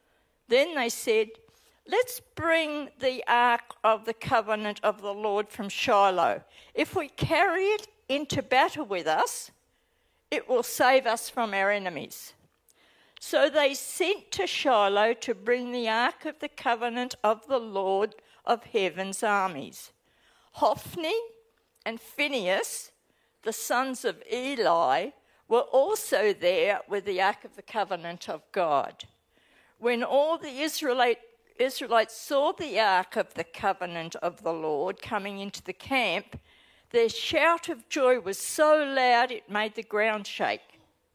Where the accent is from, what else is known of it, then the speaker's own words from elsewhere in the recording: Australia; accent: Australian; now in New Zealand; as I speak, you'll recognise my accent as being totally Aussie. I live in New Zealand, but as soon as I land back on Tullamarine, I slip back into my Aussie language.